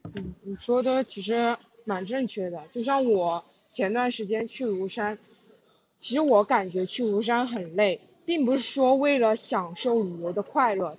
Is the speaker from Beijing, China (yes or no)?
no; Jingdezhen, Jiangxi, China; 江西景德镇的